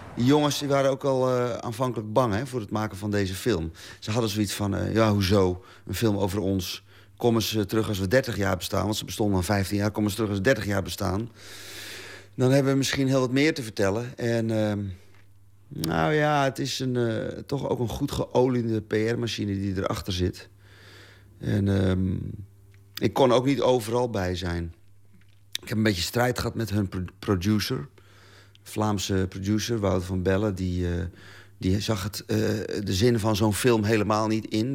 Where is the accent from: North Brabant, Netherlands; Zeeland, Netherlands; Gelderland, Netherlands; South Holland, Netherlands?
Zeeland, Netherlands; als Zeeuw